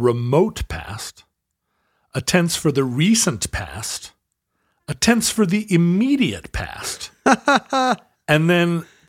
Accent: the Northwest, Pacific Northwest, United States; as we were raised here in the Northwest

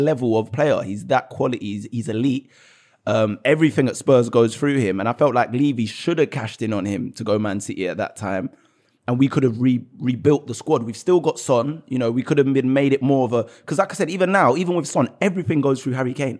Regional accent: London, United Kingdom; I was born in Tottenham. My dad grew up his whole life in Tottenham, pretty much. So basically my whole life

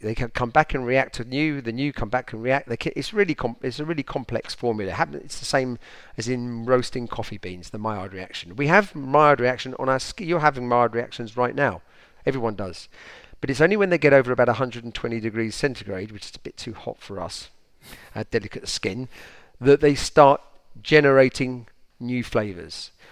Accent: United Kingdom; now in France; us Brits

